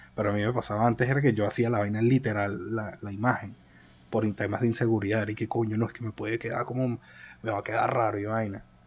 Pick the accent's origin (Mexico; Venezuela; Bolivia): Venezuela; now in Madrid, Spain; Dos venezolanos, uno en Madrid